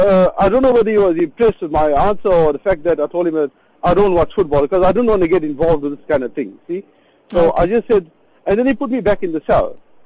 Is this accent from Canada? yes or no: no; Durban, KwaZulu-Natal, South Africa; I'm from Durban, so I went visiting relatives in Johannesburg